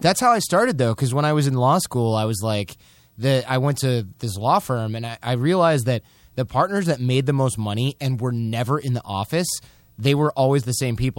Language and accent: English; Michigan, United States; from Michigan, we're basically Canadians with shitty healthcare.